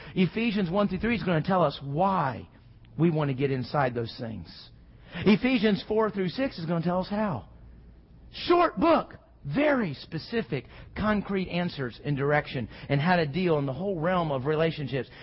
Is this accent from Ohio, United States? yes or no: no; Houston, Texas, United States; growing up in Houston